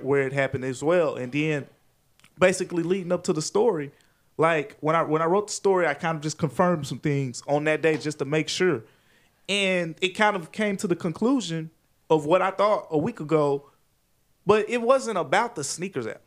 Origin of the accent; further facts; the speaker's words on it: Memphis, Tennessee, United States; I'm born and raised in Memphis